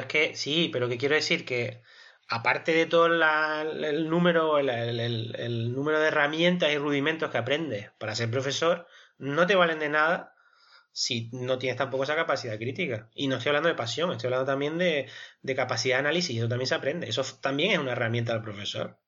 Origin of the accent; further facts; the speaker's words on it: Spain; somos nosotros los españoles